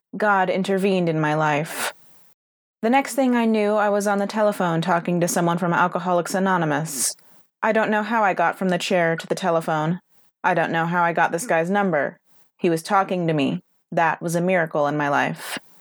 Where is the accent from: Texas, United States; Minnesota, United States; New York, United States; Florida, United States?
Texas, United States; San Antonio; I was born in an elevator of the Santa Rosa Hospital in San Antonio, Texas